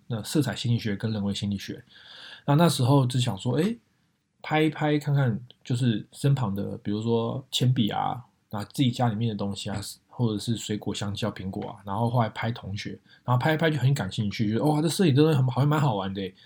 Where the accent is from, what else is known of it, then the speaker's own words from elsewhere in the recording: Taipei, Taiwan; also born or lived in Northern California, United States; now in San Jose, United States; 我是从台湾台北来的一个小孩子，然后现在居住在美国北加州